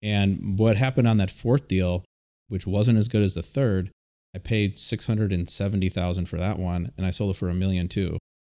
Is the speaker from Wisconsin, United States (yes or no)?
yes; Milwaukee, Wisconsin, United States; I'm from the Milwaukee area